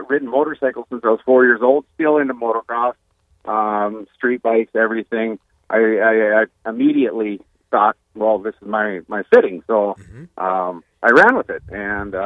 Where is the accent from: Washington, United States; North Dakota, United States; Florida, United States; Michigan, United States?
North Dakota, United States; Bismarck; moved away as an adult; also born or lived in Belfield, North Dakota; now in Watford City, United States; I'm originally from Bismarck